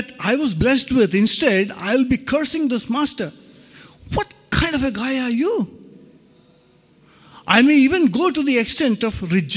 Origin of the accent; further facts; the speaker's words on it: Ranchi, Jharkhand, India; I was born and brought up in Ranchi